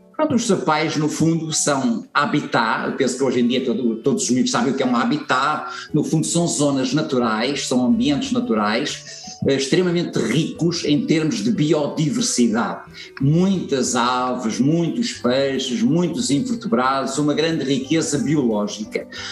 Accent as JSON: {"language": "Portuguese", "town": "Santo António da Caparica", "region": "Setúbal", "country": "Portugal", "tie": "born or raised there", "said": "cresci numa zona, portanto, uh, em Santo António de Caparica"}